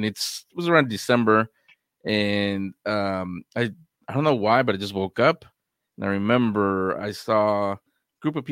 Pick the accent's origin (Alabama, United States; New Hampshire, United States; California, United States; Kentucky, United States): California, United States; San Francisco; It's when I was 4 years old. I grew up in San Francisco, and the home that I didn't find out till after that, after this experience I'm about to tell you.